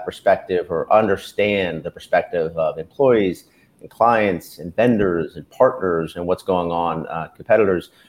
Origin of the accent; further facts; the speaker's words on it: Bucks County, Pennsylvania, United States; also born or lived in Los Angeles; moved back to the Philadelphia area. I was from Bucks County originally.